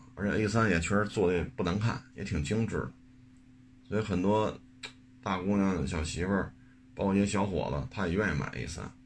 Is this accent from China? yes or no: yes; China; 作为一个中国人